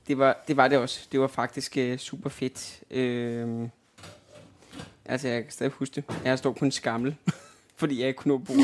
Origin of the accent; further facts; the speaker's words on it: Albertslund, Capital Region of Denmark, Denmark; moved away as an adult; also born or lived in Østerbro, Copenhagen; now in Copenhagen, Denmark; Oprindeligt er jeg fra Albertslund